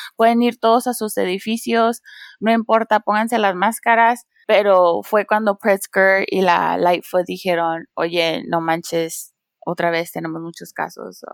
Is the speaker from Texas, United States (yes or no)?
no; San Diego, California, United States; also born or lived in Tijuana, Mexico / Washington, D.C.; yo crecí en San Diego, California y ah, por un tiempo viví en Tijuana